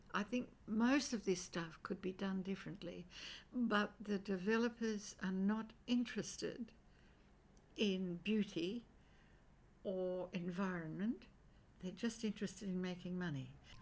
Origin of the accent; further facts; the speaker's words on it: Sydney, New South Wales, Australia; Five Dock. But it was a very...